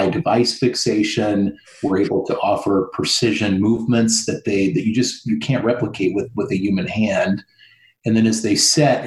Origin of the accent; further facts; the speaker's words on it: Midwest, United States; moved away; I'm originally from the Midwest